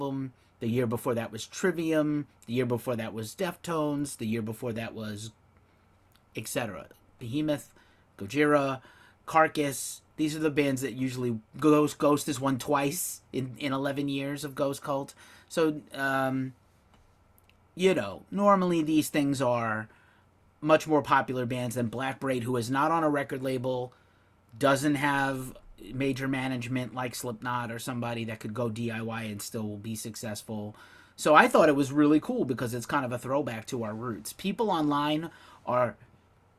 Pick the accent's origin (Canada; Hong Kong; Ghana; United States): United States; New York; moved away; I'm from New York